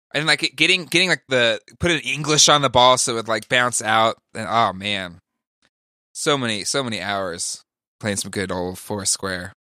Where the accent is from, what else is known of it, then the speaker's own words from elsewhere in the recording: California, United States; I grew up in California